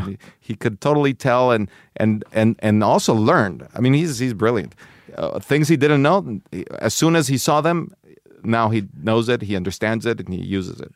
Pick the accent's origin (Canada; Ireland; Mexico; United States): Mexico; I grew up in Mexico